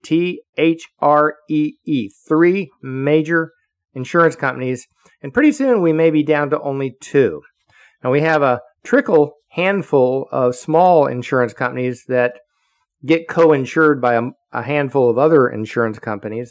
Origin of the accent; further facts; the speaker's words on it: Florida, United States; The educational system that I grew up with in Florida